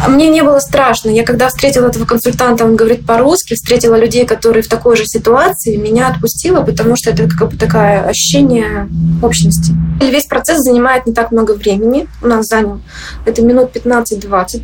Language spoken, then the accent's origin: Russian; Chelyabinsk, Chelyabinsk Oblast, Russia; also born or lived in Moscow; now in United States; Я сама из Челябинска